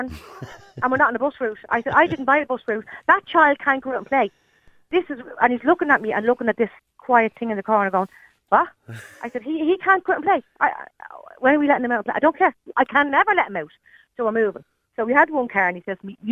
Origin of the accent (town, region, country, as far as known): Dublin, Leinster, Ireland; moved away as an adult; now in Fingal, Ireland